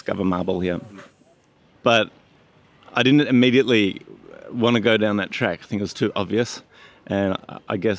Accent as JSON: {"language": "English", "country": "Australia", "moved": "yes", "said": "I'm from Australia."}